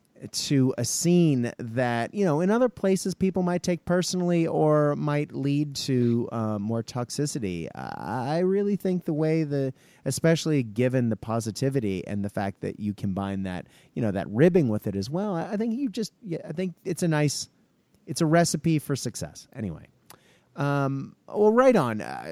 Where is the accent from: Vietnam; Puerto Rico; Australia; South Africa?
Australia; well, there's also that sort of, in essence, being Australian of element